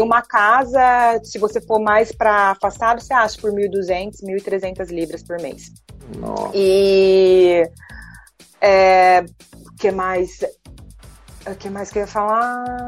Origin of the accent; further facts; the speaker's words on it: Brazil; also born or lived in England; now in Dubai, United Arab Emirates; ser tratado por ser brasileira